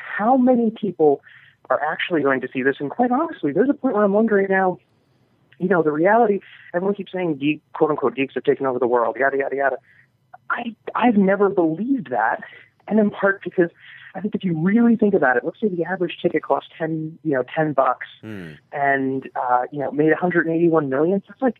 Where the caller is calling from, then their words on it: New York, United States; from New York